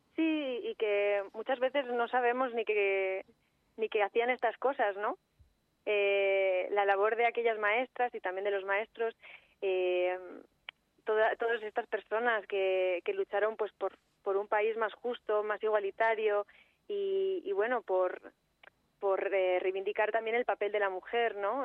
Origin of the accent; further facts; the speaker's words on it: Segovia, Castile and León, Spain; yo soy de Segovia